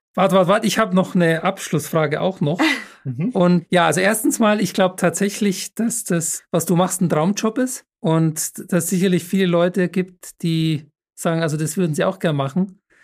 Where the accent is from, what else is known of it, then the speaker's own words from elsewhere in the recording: Munich, Bavaria, Germany; moved away; wenn ich mal wieder in München bin, ist ja meine Heimatstadt